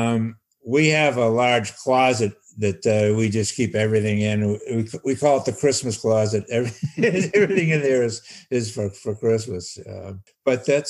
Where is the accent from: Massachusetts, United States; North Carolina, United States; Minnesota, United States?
Massachusetts, United States; North Shore of; I grew up on the North Shore of Massachusetts, about 45 minutes north of Boston